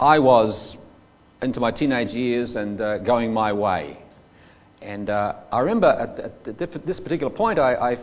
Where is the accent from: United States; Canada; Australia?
Australia; Queensland; I come from Queensland